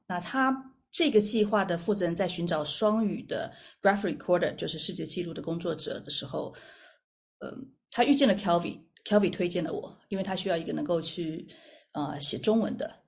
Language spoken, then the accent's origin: Chinese; Taiwan; 我在台湾出生长大，那到了国外留学回来